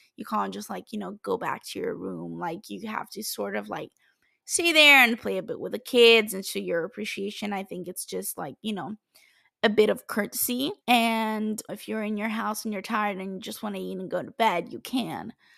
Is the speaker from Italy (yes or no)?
yes; Italy; moved away as an adult; my home country, which is Italy